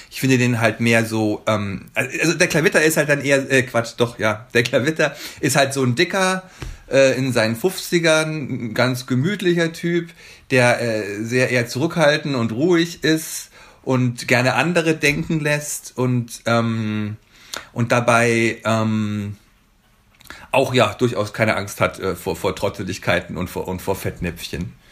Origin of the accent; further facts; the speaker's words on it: Bavaria, Germany; moved away as an adult; now in Berlin, Germany; ich komme ja aus Bayern, wie gesagt, und ich bin 95 nach Berlin gekommen, bin also jetzt seit über 25 Jahren hier.